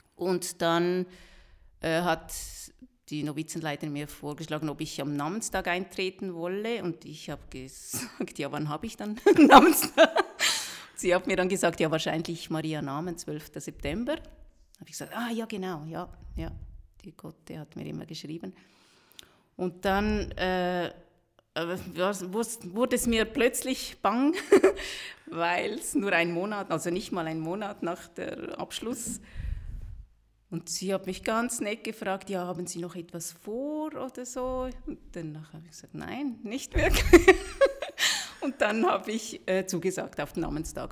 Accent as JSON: {"language": "German", "town": "Rüti", "region": "Zurich", "country": "Switzerland", "tie": "born or raised there", "said": "wir sind normal in der Schweiz aufgewachsen, geboren auch"}